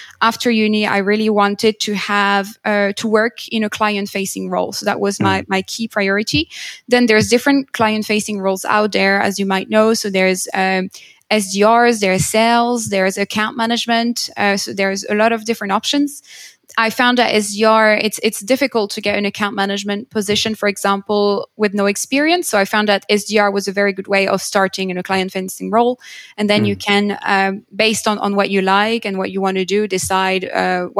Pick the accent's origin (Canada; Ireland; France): France; moved away as an adult; now in United Kingdom; I'm originally from France. I moved to the UK about 7 years ago.